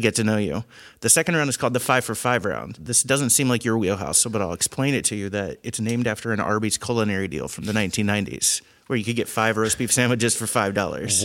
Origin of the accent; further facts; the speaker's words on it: Indiana, United States; also born or lived in Cincinnati area; I grew up in Indiana